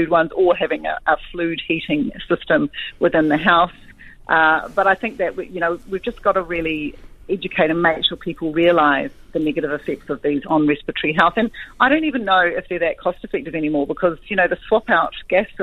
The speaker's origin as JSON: {"language": "English", "region": "Auckland", "country": "New Zealand", "tie": "born or raised there", "said": "I grew up in South Auckland"}